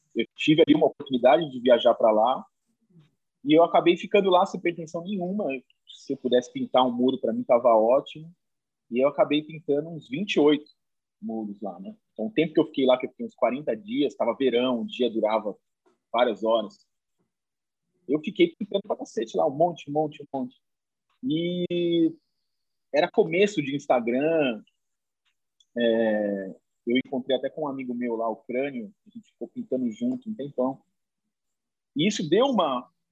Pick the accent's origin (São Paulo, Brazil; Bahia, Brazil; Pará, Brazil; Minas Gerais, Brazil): São Paulo, Brazil; interior of; now in São Paulo, Brazil; eu moro aqui em São Paulo faz muito tempo, mas não sou daqui sou do interior de São Paulo